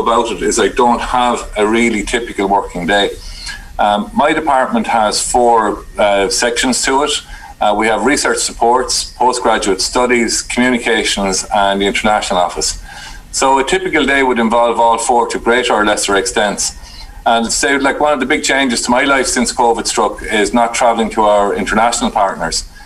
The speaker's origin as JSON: {"language": "English", "town": "New Ross", "region": "Leinster", "country": "Ireland", "tie": "born or raised there", "moved": "yes", "lives_now": "Carlow, Ireland", "said": "I was born and reared just outside of New Ross in County Wexford."}